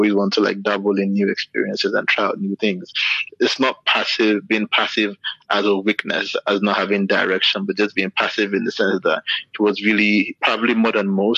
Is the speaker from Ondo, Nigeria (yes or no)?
no; Lagos, Nigeria; also born or lived in Enugu; growing up in Lagos, like as a child